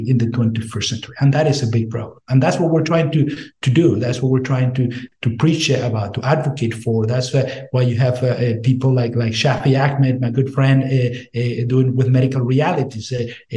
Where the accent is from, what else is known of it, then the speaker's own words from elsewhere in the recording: Venezuela; moved away as an adult; now in United States; I'm from Venezuela. I went to med school in Venezuela, and I came to the States as a foreign medical grad